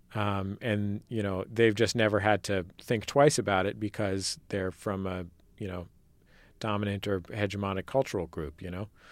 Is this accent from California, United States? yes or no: yes; San Francisco Bay Area, California, United States; I'm from the Bay, uh, where multiculturalism is presumed.